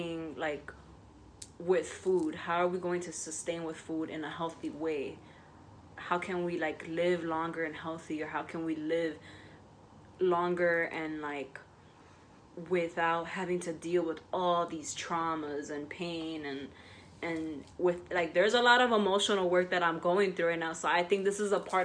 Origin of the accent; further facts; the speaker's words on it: New York City, New York, United States; where I grew up in the South Bronx